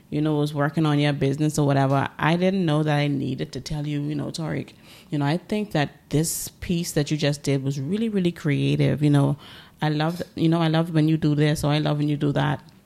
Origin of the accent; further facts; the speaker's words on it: Bahamas; growing up in the Bahamas, you know, it's a small, um, it's a bunch of small islands.